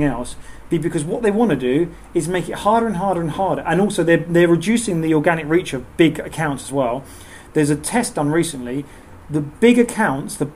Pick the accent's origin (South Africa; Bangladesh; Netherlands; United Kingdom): United Kingdom; Southend-on-Sea, East of England; we're from Southend